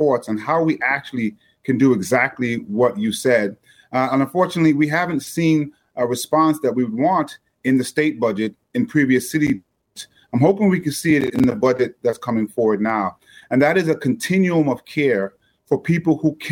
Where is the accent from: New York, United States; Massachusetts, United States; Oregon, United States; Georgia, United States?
New York, United States; New York City; I'm a New Yorker through and through, know the subway well